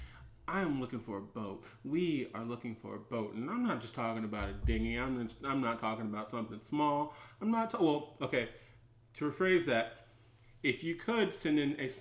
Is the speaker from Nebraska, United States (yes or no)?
no; South Carolina, United States; now in Chicago, United States; I'm from South Carolina